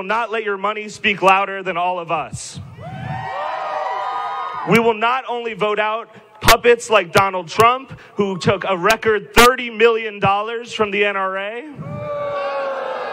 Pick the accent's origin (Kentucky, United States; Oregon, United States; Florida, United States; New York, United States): Florida, United States; Parkland; I'm from Parkland, Florida